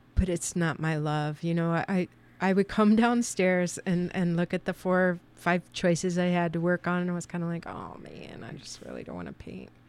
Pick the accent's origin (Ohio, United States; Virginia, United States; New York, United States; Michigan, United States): Ohio, United States; Lima; moved away; I'm from Lima, Ohio, but I've been here for twenty-eight years